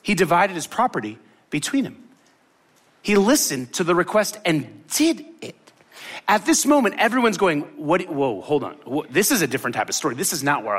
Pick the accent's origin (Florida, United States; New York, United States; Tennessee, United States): Florida, United States; Miami; also born or lived in Tallahassee / New Orleans / Tampa; I grew up in Miami